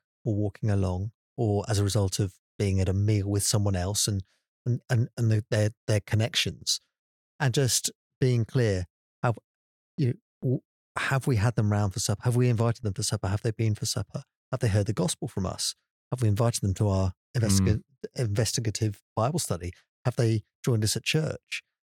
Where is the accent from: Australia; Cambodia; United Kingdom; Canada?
United Kingdom; England; as an Englishman